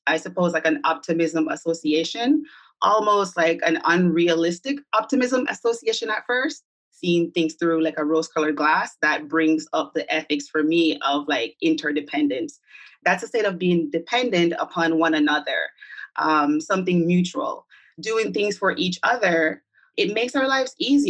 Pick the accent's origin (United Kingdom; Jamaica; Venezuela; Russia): Jamaica; now in New York, United States; I'm from Jamaica, the diaspora of Jamaica, although I've been here for about 20 years living in New York.